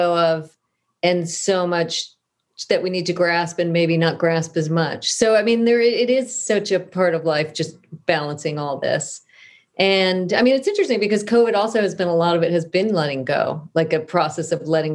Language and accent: English; Southern California, United States; I grew up in Southern California